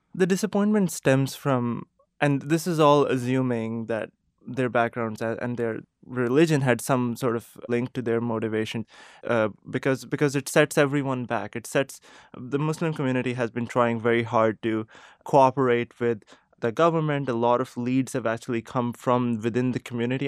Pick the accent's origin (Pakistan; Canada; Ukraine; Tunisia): Pakistan; moved away as an adult; now in Boston, United States; I am from Pakistan. I was born and raised there.